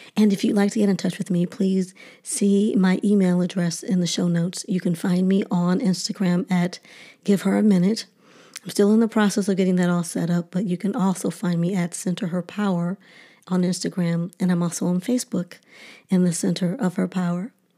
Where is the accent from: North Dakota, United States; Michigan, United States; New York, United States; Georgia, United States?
Michigan, United States; Detroit; a little black girl growing up in Detroit